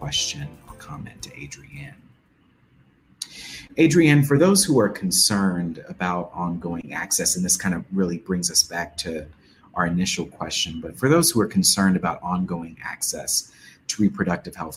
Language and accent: English; Texas, United States; moved away; I grew up in Texas